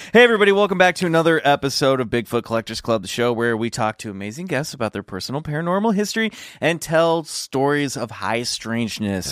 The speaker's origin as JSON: {"language": "English", "region": "Kansas", "country": "United States", "tie": "born or raised there", "said": "I grew up in Kansas"}